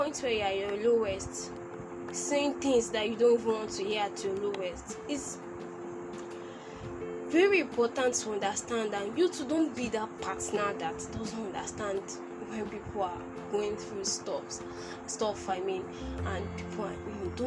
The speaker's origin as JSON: {"language": "English", "country": "Nigeria"}